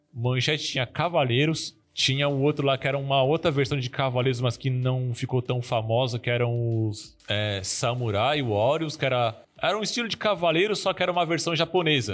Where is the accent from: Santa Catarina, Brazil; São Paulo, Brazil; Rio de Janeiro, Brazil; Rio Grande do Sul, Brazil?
São Paulo, Brazil; now in Sergipe, Brazil; nós estamos em Sergipe, mas eu era de São Paulo, eu sou original de São Paulo